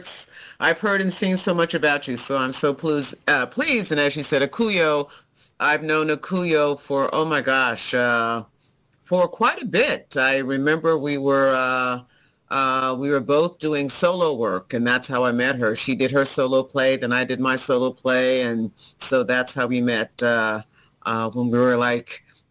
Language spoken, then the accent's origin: English; Alabama, United States; also born or lived in Texas / Taiwan / Florida / Japan; I'm from Alabama. Both my parents are from Montgomery, Alabama.